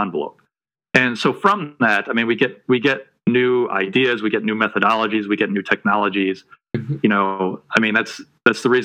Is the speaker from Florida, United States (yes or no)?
no; Detroit, Michigan, United States; moved away as an adult; also born or lived in New Mexico; now in North Carolina, United States; I grew up in outside of Detroit, Michigan